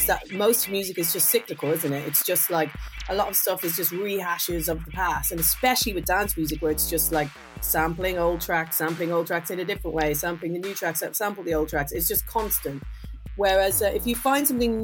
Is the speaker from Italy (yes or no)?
no; Dublin, Leinster, Ireland; I grew up in Dublin